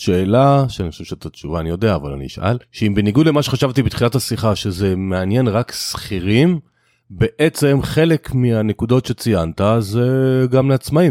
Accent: Israel; אנחנו ישראלים

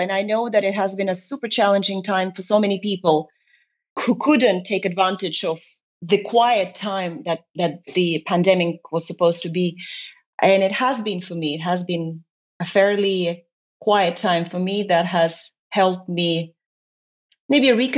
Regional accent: Estonia; moved away as an adult; also born or lived in United Kingdom / Luxembourg; now in Brussels, Belgium; I have lived in Estonia until I was 23

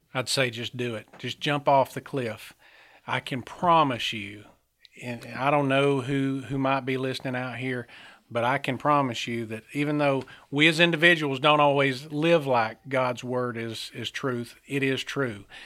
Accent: Centre, Alabama, United States; I, uh, was raised here in Alabama. I was born in Center Alabama, a small town up in northeast Alabama

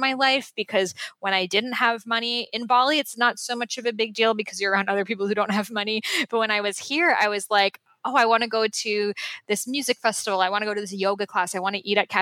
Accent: Boston, Massachusetts, United States; moved away; the house I grew up in Boston

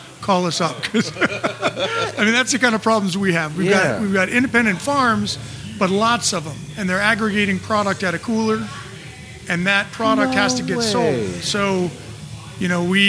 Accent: Virginia, United States; now in Salinas, United States; I'm from Virginia, dairy country.

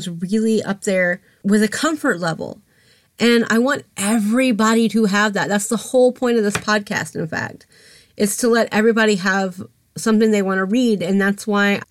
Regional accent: Atlanta, Georgia, United States; I'm from Atlanta. I'm from Georgia.

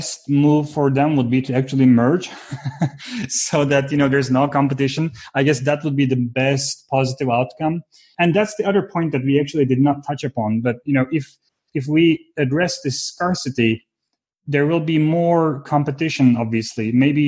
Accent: Istanbul, Turkey; moved away; also born or lived in Fort Collins, Colorado; I was born and raised in Istanbul, Turkey

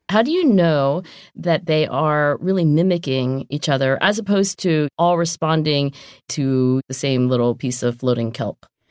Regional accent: southern New Jersey, United States; moved away; also born or lived in Oxford / Philadelphia; I am from southern New Jersey

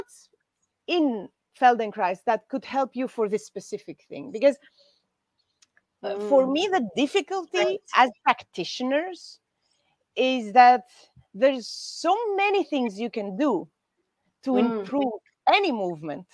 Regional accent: Greece; in Greece in August, we don't work

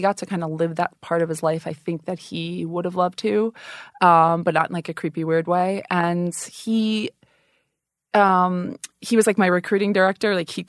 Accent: Long Island, New York, United States; moved away as an adult; now in the South, United States; I'm a New Yorker, a Long Island girl in Oklahoma.

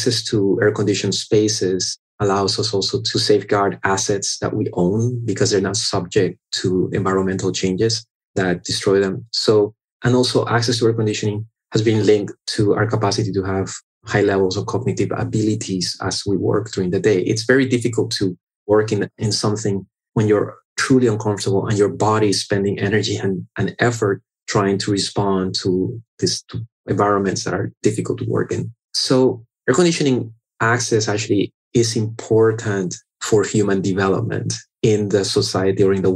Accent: Panama; now in South Florida, United States; I was born in Panama and I grew up in Panama. So I'm Panamanian by birth.

